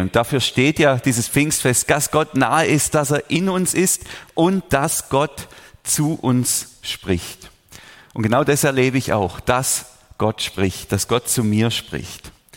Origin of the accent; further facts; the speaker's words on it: Überlingen, Baden-Württemberg, Germany; Ich bin hier aufgewachsen in der Region